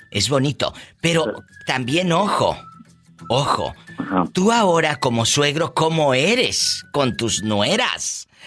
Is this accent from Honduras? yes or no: yes; Honduras; moved away; Eh, de Honduras.